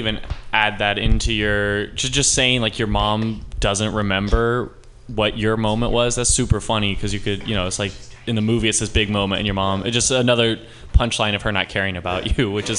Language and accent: English; Athens, Georgia, United States; moved away; I'm half German, half Kenyan. Grew up in Athens, Georgia. So I grew up biracial in the South